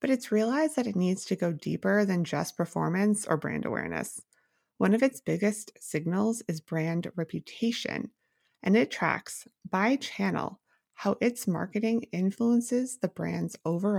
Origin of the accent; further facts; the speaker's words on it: Mukilteo, Washington, United States; I grew up in Mukilteo.